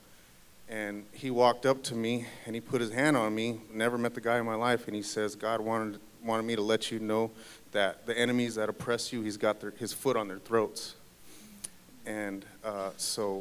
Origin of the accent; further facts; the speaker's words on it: Phoenix, Arizona, United States; I grew up in South Phoenix of Arizona